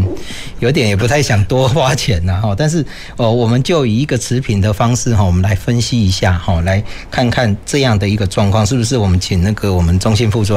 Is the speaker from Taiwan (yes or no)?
yes; Taiwan; 哦，我们台湾人哦，马西可怜呐